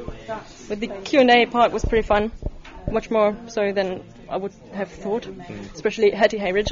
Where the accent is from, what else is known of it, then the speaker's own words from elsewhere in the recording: Hanover, Lower Saxony, Germany; now in Berlin, Germany; Hanover originally, and now Berlin.